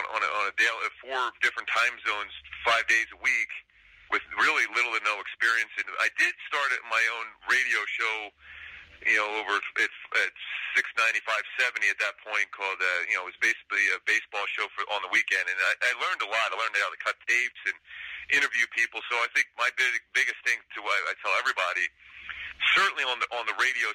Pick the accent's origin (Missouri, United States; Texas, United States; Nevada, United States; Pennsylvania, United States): Pennsylvania, United States; Philadelphia; also born or lived in San Fernando Valley, California; now in Los Angeles, United States; growing up in Philly, I was a big Harry Callis fan